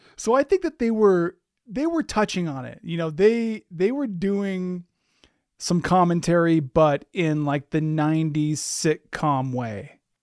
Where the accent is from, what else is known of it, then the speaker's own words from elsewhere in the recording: Anchorage, Alaska, United States; growing up in Anchorage